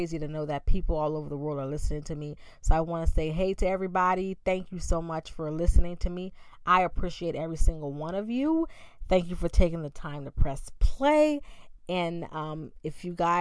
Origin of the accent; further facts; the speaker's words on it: Bahamas; Growing up in the Bahamas